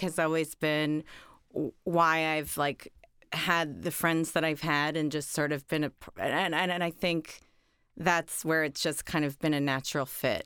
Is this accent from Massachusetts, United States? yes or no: no; Oak Park, Illinois, United States; moved away; I grew up in Chicago, or, or outside of Chicago